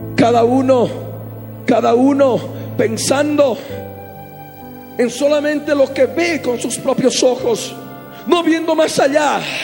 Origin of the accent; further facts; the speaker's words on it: Bolivia; Nosotros, por la misericordia de Dios, hemos nacido en esta amada nación, en Bolivia. Somos bolivianos